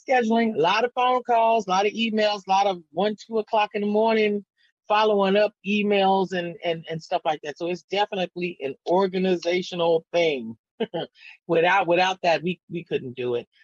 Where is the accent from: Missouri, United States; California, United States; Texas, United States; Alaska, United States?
Texas, United States; San Antonio; I never moved. I never left. And I grew up on the East Side